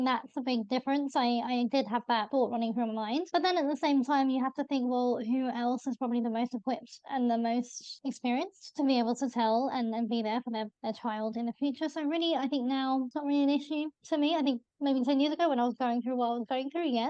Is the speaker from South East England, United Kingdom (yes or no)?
no; London, United Kingdom; I'm from Northwest